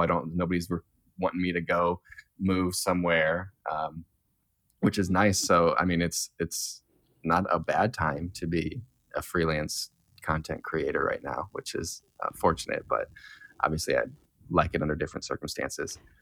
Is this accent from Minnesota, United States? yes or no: no; near South Bend, Indiana, United States; now in South Bend, United States; I'm from South Bend, um, well, I'm from a town over, but I've lived in South Bend for four or five years now